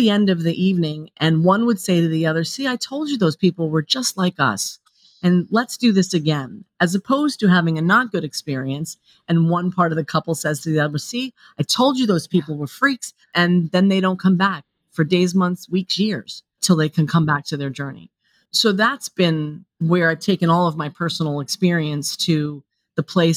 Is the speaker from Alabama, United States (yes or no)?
no; New York, United States; I grew up here in New York